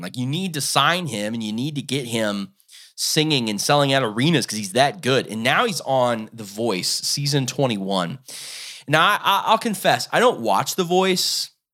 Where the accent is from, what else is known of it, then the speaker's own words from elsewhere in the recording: Ohio, United States; I live in Ohio. I'm from Ohio